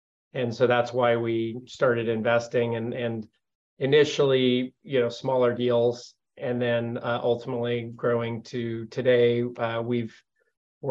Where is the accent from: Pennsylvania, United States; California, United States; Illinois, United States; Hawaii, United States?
California, United States; Modesto; we are both actually born and raised in Modesto, California, which is where our firm is headquartered.